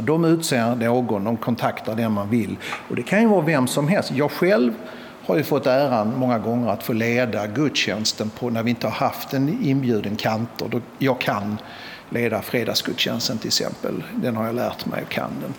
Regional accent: Malmö, Skåne, Sweden; moved away as an adult; jag är ju född i Malmö och uppvuxen här

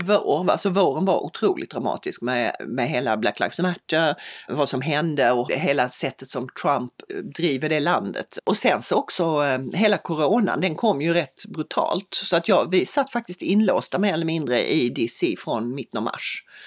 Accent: Lund, Skåne, Sweden; moved away as an adult; also born or lived in Bangladesh / Myanmar; min dotter går i en skola här i Lund där hennes storebror har gått, hennes morfar gick där, hennes morbröder gick där, jag råkade gå på en annan skola.

